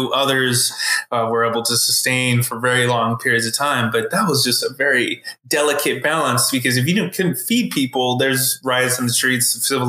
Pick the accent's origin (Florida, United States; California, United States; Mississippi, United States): California, United States; Norco; I grew up in Norco